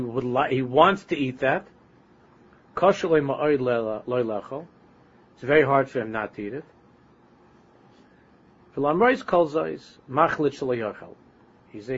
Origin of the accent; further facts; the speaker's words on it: New York City, New York, United States; my old neighborhood that I grew up in Queens